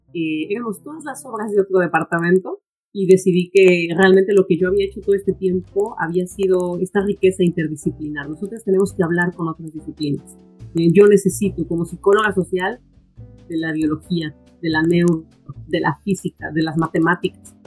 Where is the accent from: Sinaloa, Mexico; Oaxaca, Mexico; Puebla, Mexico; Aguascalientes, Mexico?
Puebla, Mexico; moved away as an adult; also born or lived in Canada; now in New York, United States; yo soy de Puebla, originaria de la ciudad de Puebla